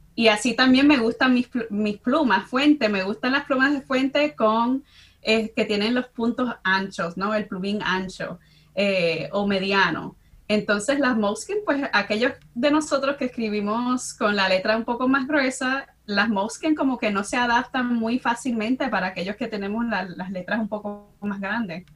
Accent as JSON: {"language": "Spanish", "town": "Chicago", "region": "Illinois", "country": "United States", "tie": "born or raised there", "moved": "yes", "lives_now": "New Brunswick, United States", "said": "soy dominicana, nacida y crecí en Chicago, en el barrio de Humboldt Park"}